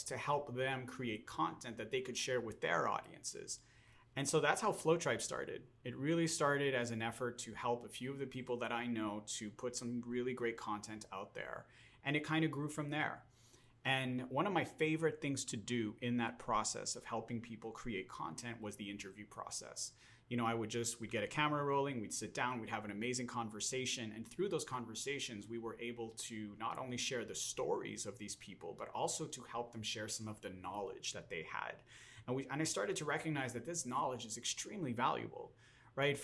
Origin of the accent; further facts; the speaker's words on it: Montreal, Quebec, Canada; now in Los Angeles, United States; I'm originally from Montreal, Canada, now living here in Los Angeles, California